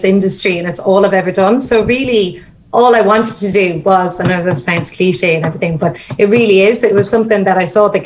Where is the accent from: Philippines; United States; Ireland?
Ireland; Limerick, Munster; moved away; I'm from Limerick originally.